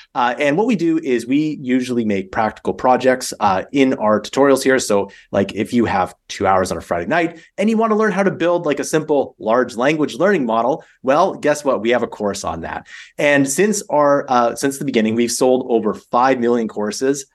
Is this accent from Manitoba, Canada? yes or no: no; Calgary, Alberta, Canada; I'm from Canada, so I, I grew up in, in a place called Calgary.